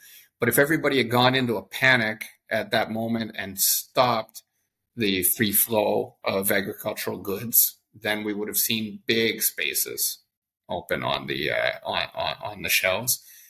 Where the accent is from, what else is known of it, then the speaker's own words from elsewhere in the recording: Canada; I think as a Canadian who lived around 20 years of my life abroad, maybe you start seeing your own country with a little bit of critical distance.